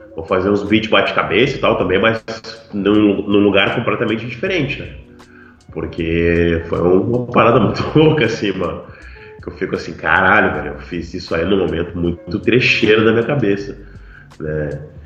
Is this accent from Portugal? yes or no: no; Porto Alegre, Rio Grande do Sul, Brazil; moved away as an adult; now in Pelotas, Brazil; Daí eu saí de Porto Alegre e vim morar em Pelotas pra estudar